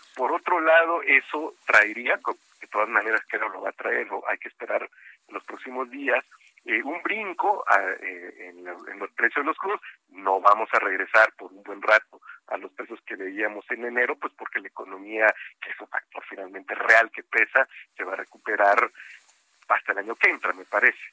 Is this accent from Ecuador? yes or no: no; Coatzacoalcos, Veracruz, Mexico; Coatzacoalcos, que está cerquita y es mi tierra